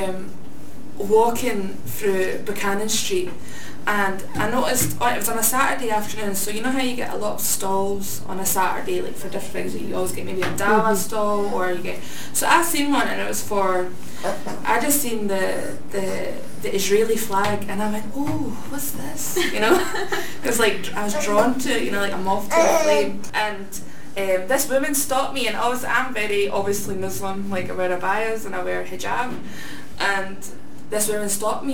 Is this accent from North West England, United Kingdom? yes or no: no; Port Basel, Scotland, United Kingdom; moved away; I'm from Port Basel. I can go home, it's a train away